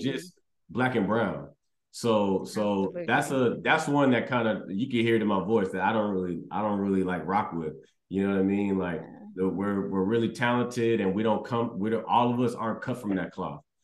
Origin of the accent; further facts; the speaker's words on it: Houston, Texas, United States; I was raised in Texas